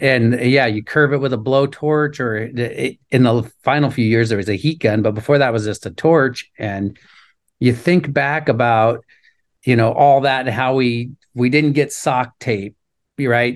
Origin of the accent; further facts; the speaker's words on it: Anchorage, Alaska, United States; moved away as an adult; I was born and raised in Anchorage